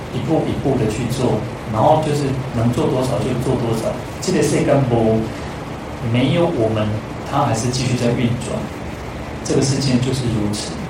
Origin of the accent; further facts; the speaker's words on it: Taiwan; 我这边讲说台语